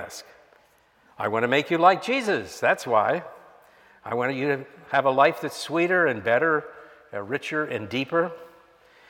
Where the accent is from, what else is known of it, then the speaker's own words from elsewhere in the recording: Miami, Florida, United States; I grew up in Miami in the 1960s